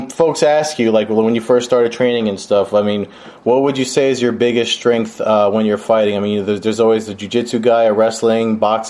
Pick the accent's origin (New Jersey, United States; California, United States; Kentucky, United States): New Jersey, United States; they know I'm from Jersey.